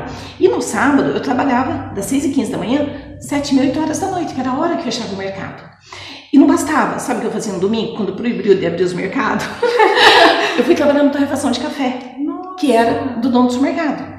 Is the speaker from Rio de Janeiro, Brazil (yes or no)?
no; Mogi Mirim, São Paulo, Brazil; also born or lived in Pedreira / Jaguariúna; sou nascida em Mojimirim, sim. Uhum. Nasci dia 3 de outubro de 74, tenho 45 anos. Ah, nasci na Vila Bianchi, com apenas dois anos de idade, nós mudamos para o Santa Luzia